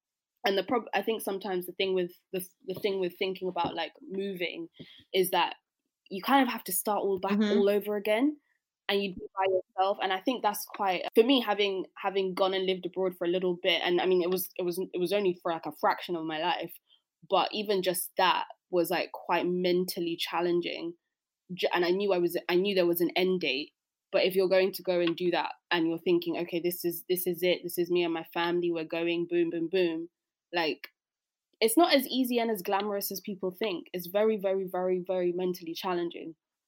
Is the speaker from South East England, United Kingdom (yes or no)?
yes; South East England, United Kingdom; I mean, I grew up outside of London, so maybe I'd come back to where I grew up.